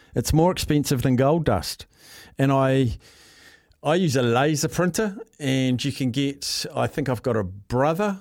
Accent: New Zealand; As a Kiwi

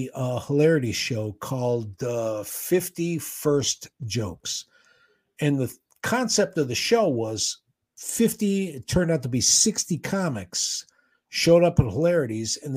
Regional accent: Cleveland, Ohio, United States; living in Cleveland, growing up in Cleveland

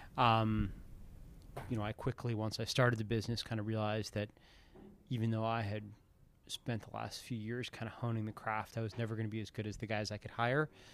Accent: New Hampshire, United States; also born or lived in Philadelphia, Pennsylvania; I moved to New Hampshire when I was around twelve. So, kinda twelve to eighteen, formative years in New Hampshire and as a kid in Philadelphia

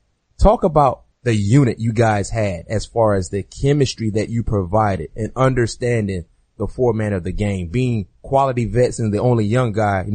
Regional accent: South Florida, United States; moved away as an adult; I'm a South Florida kid

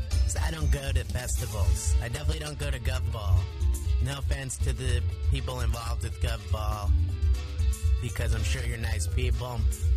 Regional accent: Verona, New Jersey, United States; the town next to my hometown of Verona, New Jersey.

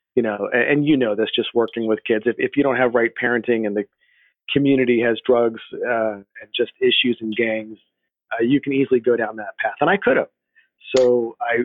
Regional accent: Riverside, California, United States; moved away as an adult; also born or lived in San Bernardino / Los Angeles / Washington D.C.; now in Texas, United States; I was born and raised in in Southern California, uh, in uh, what's known as the Inland Empire area, uh, Riverside

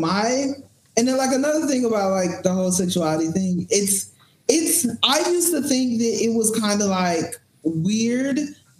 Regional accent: the South, United States; So I remember I grew up in the Bible Belt, so I was part of all the church programs, all the churches

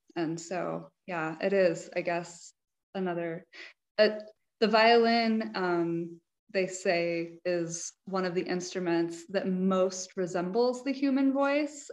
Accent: New Mexico, United States; I grew up in New Mexico

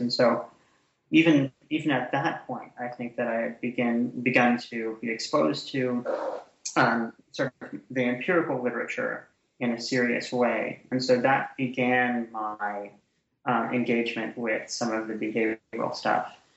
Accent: Canada; moved away; also born or lived in Ottawa, Ontario; I'm Canadian originally, so I um, did my undergraduate degree and my master's degree in Canada at Carleton University in Ottawa, Ontario.

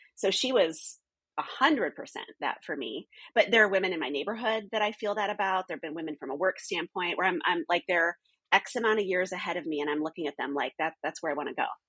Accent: the North, United States; moved away as an adult; also born or lived in California; I wasn't Southern. I wasn't Southern Baptist. I was from the North

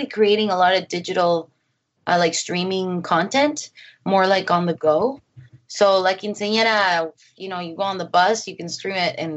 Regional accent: Mexico; my family, you know, we're from Mexico, so we're Catholic

